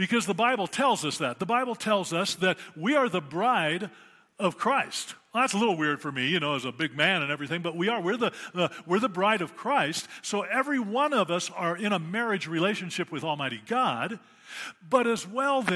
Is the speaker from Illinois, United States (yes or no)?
no; Prescott, Arizona, United States; moved away as an adult; also born or lived in Africa / Pagosa Springs, Colorado; I was always growing up in Prescott